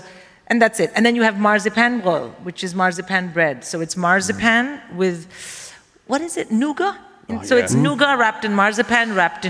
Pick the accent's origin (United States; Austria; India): India; but I'm Indian, so I have quite a steel stomach.